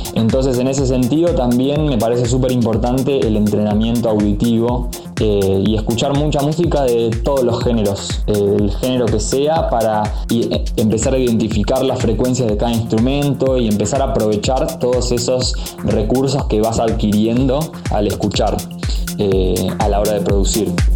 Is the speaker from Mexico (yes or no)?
no; Buenos Aires, Argentina; nací en Palermo y hace ya más de 15 años vivo en colegiales, es decir, que pasé toda mi vida eh, viviendo acá en, en Cava